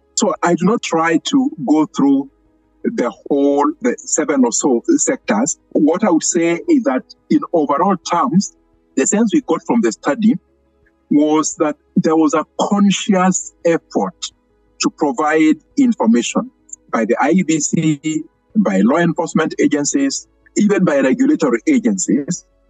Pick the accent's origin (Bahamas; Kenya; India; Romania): Kenya; we had been lobbying as Kenyan civil society for many years